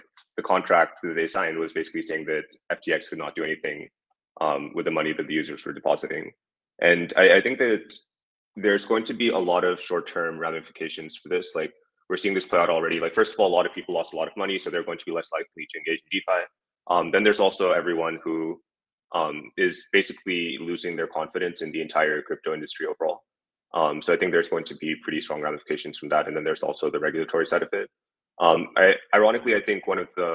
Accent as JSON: {"language": "English", "country": "United States", "said": "being an American working on anything related to crypto"}